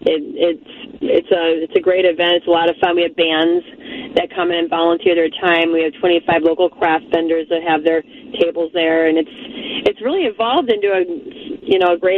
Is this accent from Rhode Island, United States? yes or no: no; Chicago, Illinois, United States; moved away as an adult; also born or lived in Twin Cities, Minnesota; I was born in Chicago and grew up there